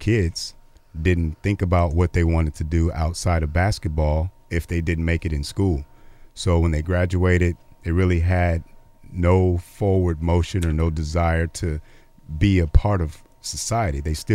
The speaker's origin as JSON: {"language": "English", "town": "Arkadelphia", "region": "Arkansas", "country": "United States", "tie": "born or raised there", "moved": "yes", "said": "I grew up in Arkadelphia, Arkansas"}